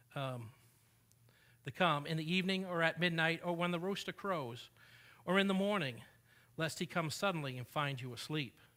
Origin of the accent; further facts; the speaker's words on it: New England, United States; now in Texas, United States; I did not grow up in Texas, but I grew up in New England